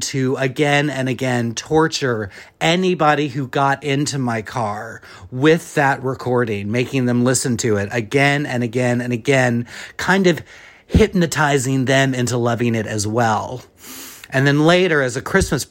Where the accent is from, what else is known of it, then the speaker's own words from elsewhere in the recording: Shreveport, Louisiana, United States; also born or lived in Dallas, Texas; now in New York City, United States; I am a playwright based in New York City, but I am from Shreveport, Louisiana, and I also spent a lot of time in Dallas during my childhood